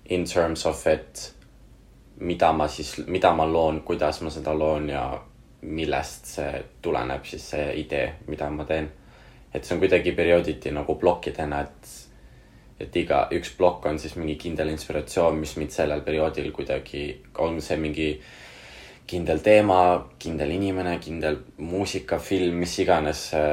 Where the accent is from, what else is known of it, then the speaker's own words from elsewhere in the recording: Pärnu, Pärnu County, Estonia; ma olen Pärnus üles kasvanud, ma tunnen, ma olen Pärnust pärit